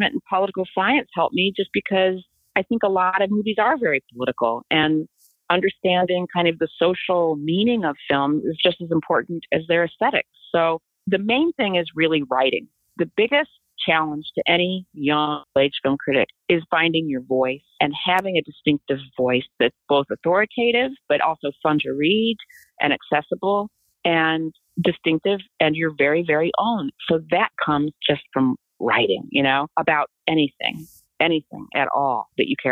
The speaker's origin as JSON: {"language": "English", "town": "Des Moines", "region": "Iowa", "country": "United States", "tie": "born or raised there", "also_born_or_lived": "New York", "moved": "yes", "said": "I grew up in Des Moines, Iowa"}